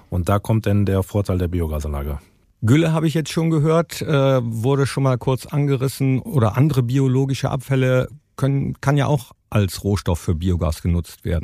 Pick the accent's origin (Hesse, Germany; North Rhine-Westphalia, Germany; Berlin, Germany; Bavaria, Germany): North Rhine-Westphalia, Germany; Stolberg; also born or lived in Vettweiß; ich komme ja nicht ursprünglich aus Fettwas, sondern aus äh, Stolberg bei